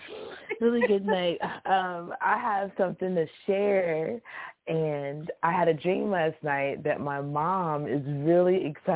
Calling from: Houston, Texas, United States; I'm … from Houston.

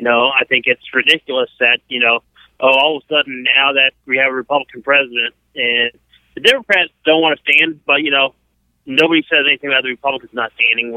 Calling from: Tampa, Florida, United States; Calling from Tampa, Florida.

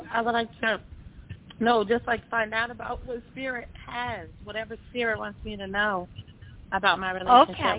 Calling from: New Jersey, United States; I'm calling from, I'm calling from New Jersey.

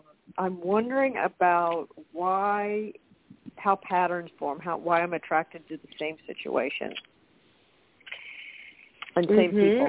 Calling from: Tulsa, Oklahoma, United States; And I'm calling from Tulsa, Oklahoma.

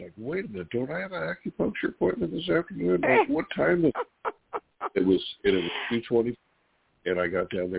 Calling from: California, United States; Hey, it's … from California.

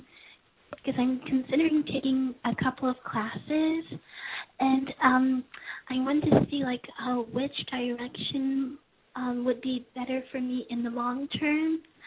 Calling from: Los Angeles, California, United States

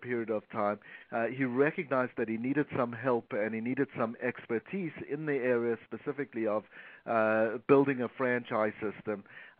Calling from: Toronto, Ontario, Canada; I'm calling from Toronto, Canada.

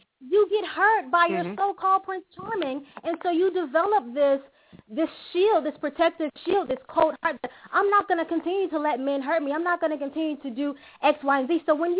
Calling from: Italy; I'm calling from

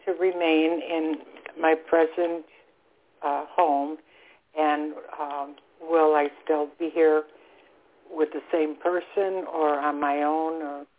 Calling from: Florida, United States; I'm calling from Florida.

